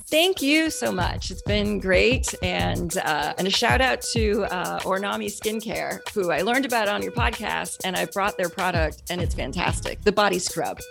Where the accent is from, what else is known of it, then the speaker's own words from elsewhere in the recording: Canada; now in Houston, United States; I grew up in Canada